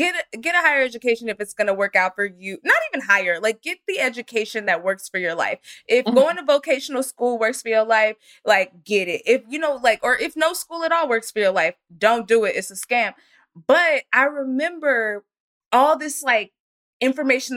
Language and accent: English; Frisco, Texas, United States; I didn't grow up in Utah, but I grew up in Frisco, Texas